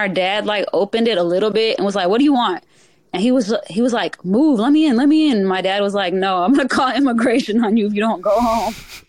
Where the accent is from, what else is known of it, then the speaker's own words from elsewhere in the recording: a little bit south of Atlanta, Georgia, United States; I grew up a little bit south of Atlanta.